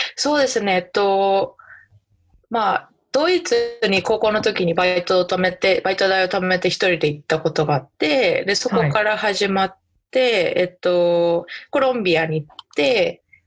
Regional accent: Saitama, Japan; moved away as an adult; now in Nebraska, United States; 私埼玉県出身で、海なし県だし

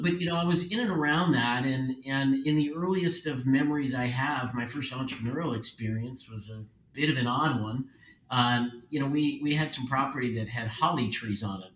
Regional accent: Philadelphia, Pennsylvania, United States; Born and raised in Philadelphia

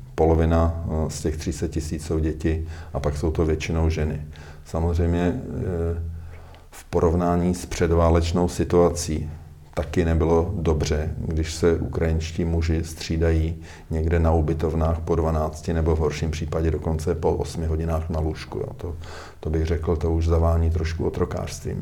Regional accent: Czechia; jsme mistry světa jako Češi

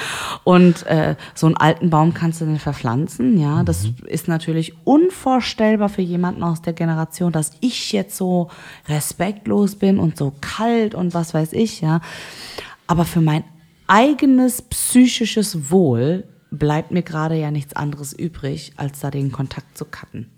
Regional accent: Germany; ich bin aus Deutschland

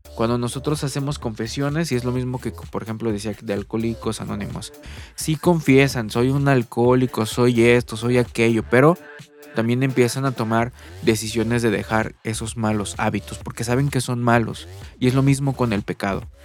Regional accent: Mexico; aquí en mi país, México

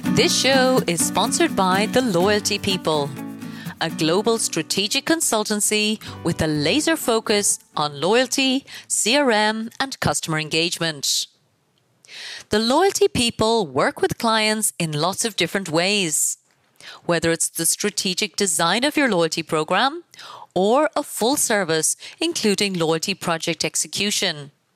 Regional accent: Ireland; I come from Ireland

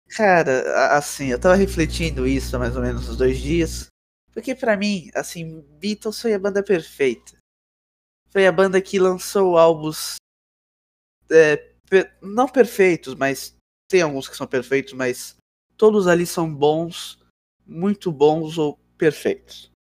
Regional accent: São Paulo, Brazil; Eu tenho 15 anos. Sou de São Paulo.

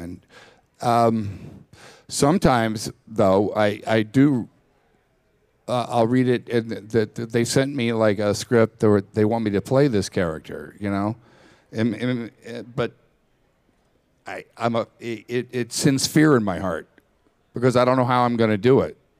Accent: Texas, United States; I grew up in Texas

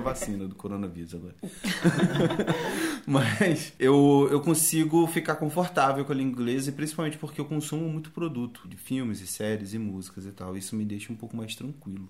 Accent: Brazil; eu morei minha vida toda no Brasil

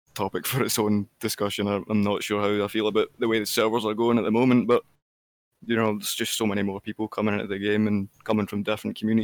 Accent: Scotland, United Kingdom; I'm definitely not Canadian. I'm from Scotland.

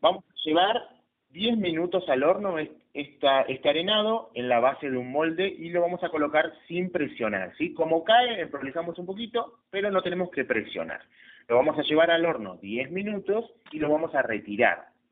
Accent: Patagonia, Chubut, Argentina; also born or lived in Trelew; la llegada de, los galeses, y los colonos galeses a nuestra tierra

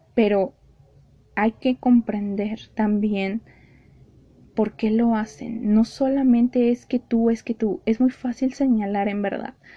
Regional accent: Mexico City, Mexico; yo que soy de Ciudad de México

